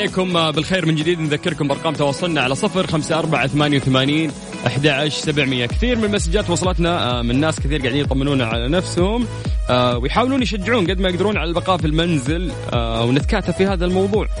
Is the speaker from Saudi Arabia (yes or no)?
yes; Saudi Arabia; عندنا في المملكة العربية السعودية